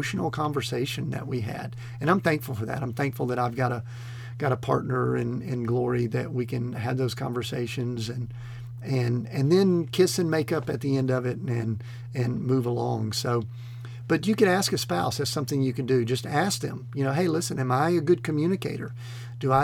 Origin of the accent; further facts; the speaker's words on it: Atlanta, Georgia, United States; I grew up in the Atlanta metro area in the 70s